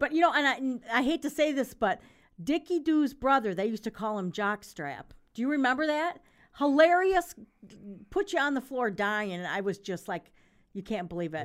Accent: Grand Rapids, Michigan, United States; growing up in Grand Rapids

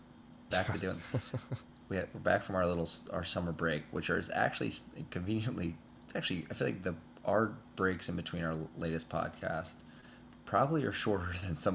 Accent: United States; for me as it obviously as an American and also a Chelsea fan.

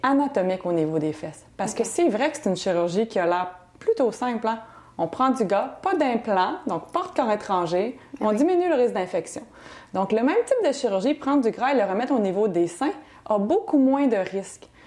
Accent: Quebec City, Quebec, Canada; moved away as an adult; also born or lived in Banff, Alberta; now in Montreal, Canada; Je viens de Québec

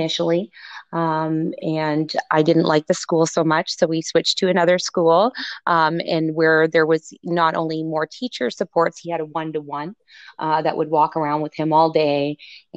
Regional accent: Niagara Falls, Ontario, Canada; moved away as an adult; also born or lived in Toronto; making a move back to Niagara Falls, which is my hometown.

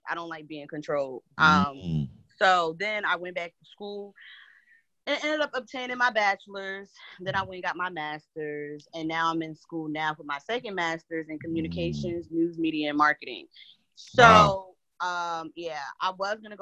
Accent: New Jersey, United States; I grew up in New Jersey, two-parent household

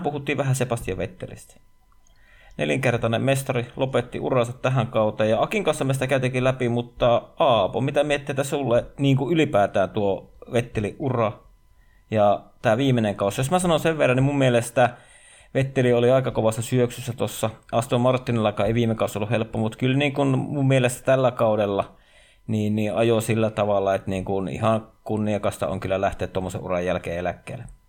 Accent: Savonia, Finland; mä olen savolainen niin kotoisin

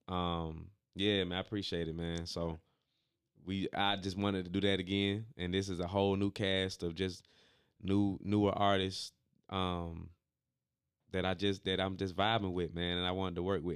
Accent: Stone Mountain, Georgia, United States; also born or lived in Decatur, Georgia; Grew up in Stone Mountain, but I was born in Decatur and then moved back to Decatur

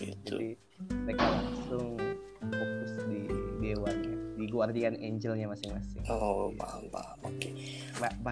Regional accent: Bali, Indonesia; yang penjaga kuilnya itu pengurus guenya tahu bahwa saya emang dari Bali sudah dikenal juga

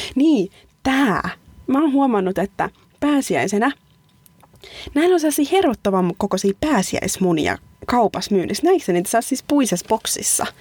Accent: Pori, Satakunta, Finland; moved away as an adult; now in Sweden; mä oon tuota Porista, että se on tuosta rannikolta

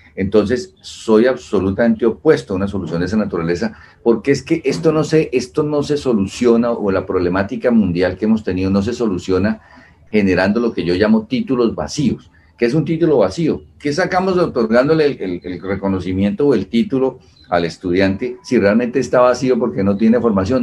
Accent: Colombia; nosotros como colombianos

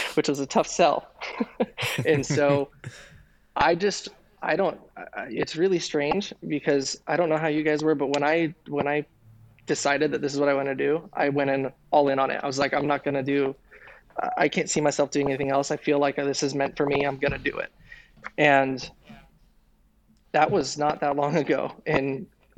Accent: Denver, Colorado, United States; moved away; also born or lived in East Bay, California; I grew up in Denver, Colorado

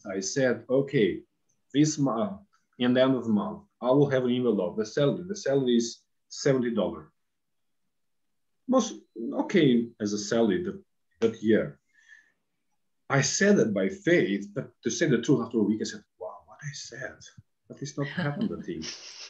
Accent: Albania; born or raised there

